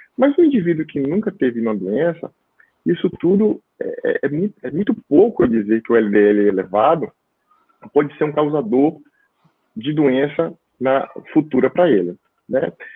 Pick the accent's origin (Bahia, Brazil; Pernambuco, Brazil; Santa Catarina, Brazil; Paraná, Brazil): Bahia, Brazil; Itabuna; moved away as an adult; also born or lived in Petrópolis / São Paulo; Hoje eu moro na Bahia desde 2007, eu voltei para cá, para Bahia, na minha cidade Natal, estou em Itabuna, sul da Bahia